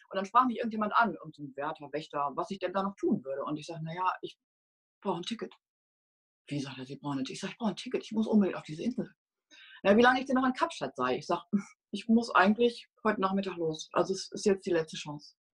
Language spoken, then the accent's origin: German; North Rhine-Westphalia, Germany; war nicht angesagt und schon gar nicht in so einer, in Ostwestfalen, in so einer Handballhochburg, wo ich groß geworden bin.